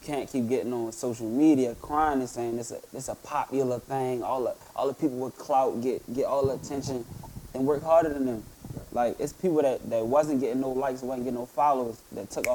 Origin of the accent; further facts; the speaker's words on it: Baltimore, Maryland, United States; I'm from the hood. I'm from Park Heights.